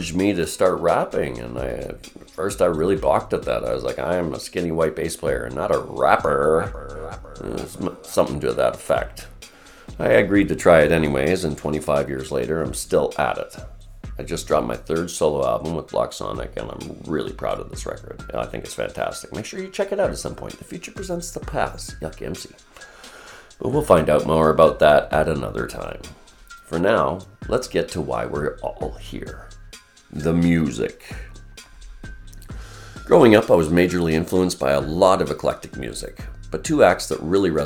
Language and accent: English; Vancouver, British Columbia, Canada; born or raised there